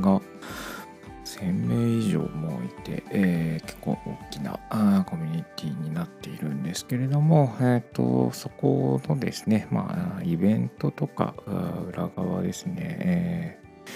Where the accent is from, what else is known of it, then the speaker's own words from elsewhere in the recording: Kochi, Japan; 7月はですね地元の高知県で、えーネゴシリアスプレーのワークショップのファシリテーターをさせてもらう機会があったり